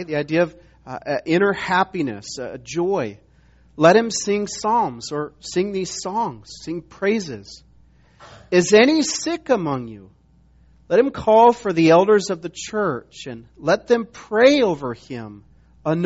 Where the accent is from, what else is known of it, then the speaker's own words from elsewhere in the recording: Montana, United States; moved away as an adult; also born or lived in South Carolina; I was from Montana, but went to school in South Carolina